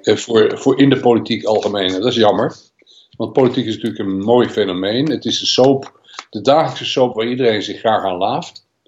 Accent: Netherlands; wij als Nederlanders

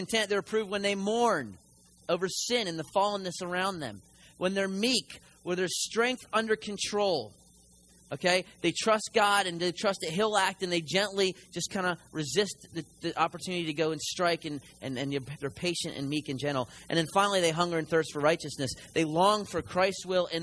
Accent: Philadelphia, Pennsylvania, United States; moved away; I'm from the north, I'm a Yankee, and so I'm from Philly

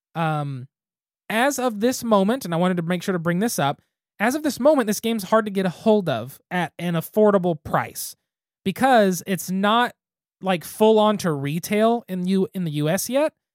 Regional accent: Gary, Oklahoma, United States; my hometown does not need to be the capital of anything

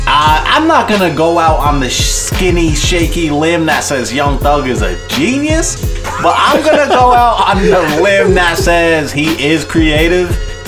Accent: New York, United States; we're all from New York

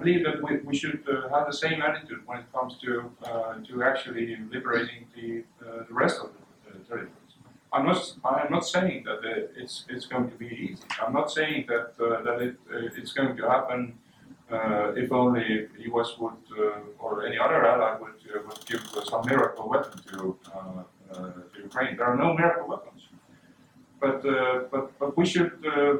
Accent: Estonia; I grew up in the Soviet Estonia that was still occupied by the Soviet Union.

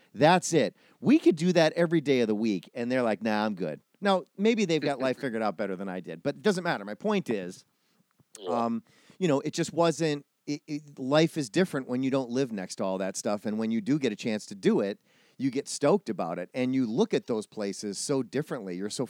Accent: Midwest, United States; So, but that also, you know, I'm a Midwesterner as well.

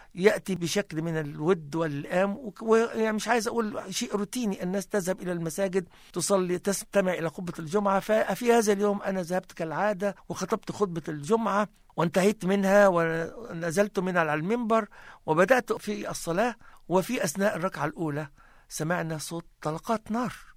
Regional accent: Egypt; moved away as an adult; now in Christchurch, New Zealand; وعشت في بلدي الأصلي مصر تعلمت فيها

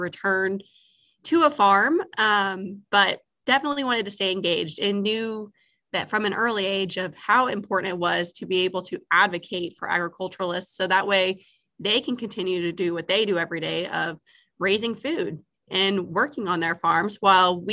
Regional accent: Argyle, Missouri, United States; I was born and raised in Argyle, Missouri, and lived on a row crop and cattle farm

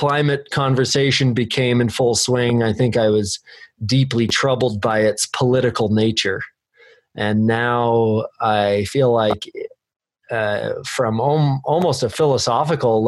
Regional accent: Bend, Oregon, United States; I am born and raised here.

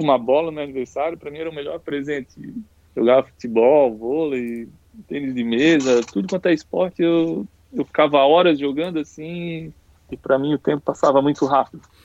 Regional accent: Penha, Santa Catarina, Brazil; eu moro, sempre morei a minha vida toda aqui em Penha, né? É a cidade pequena, então sempre fui criado com bastante liberdade

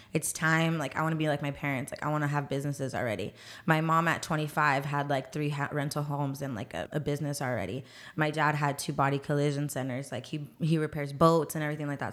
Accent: San Antonio, Texas, United States; I'm actually born here and raised here in San Antonio, Texas. I've been here my whole life

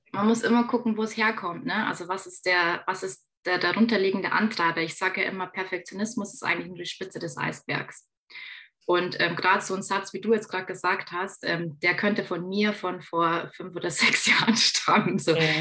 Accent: Bavaria, Germany; Ich komme ja aus Bayern

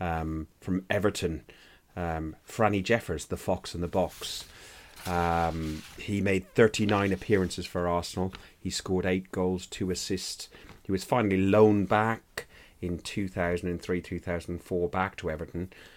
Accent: Ireland; I'm an Irishman

